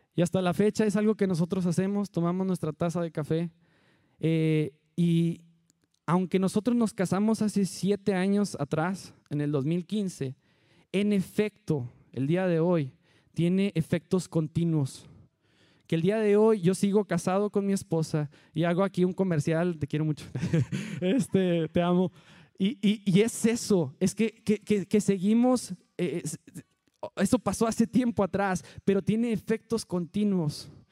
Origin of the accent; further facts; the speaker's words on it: Allende, Mexico; moved away; Todos los que somos de Allende